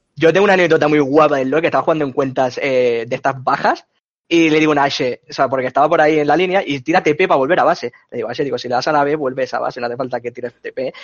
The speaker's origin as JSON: {"language": "Spanish", "region": "Catalonia", "country": "Spain", "tie": "born or raised there", "said": "aquí en Cataluña, no me sé otro sitio, porque eso he estudiado aquí"}